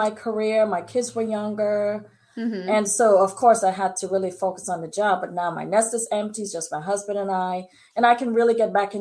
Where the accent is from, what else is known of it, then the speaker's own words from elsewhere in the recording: British Virgin Islands; I'm from the Virgin Islands. And so my parents are strict British people.